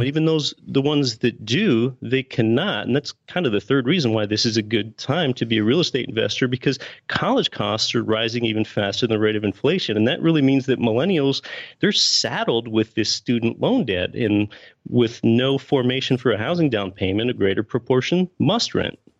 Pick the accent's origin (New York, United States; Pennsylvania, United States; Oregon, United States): Pennsylvania, United States; now in Anchorage, United States; I was born and raised in Pennsylvania